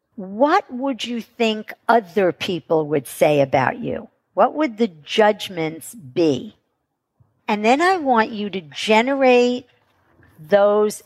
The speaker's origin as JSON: {"language": "English", "region": "New York", "country": "United States", "said": "I'm from New York."}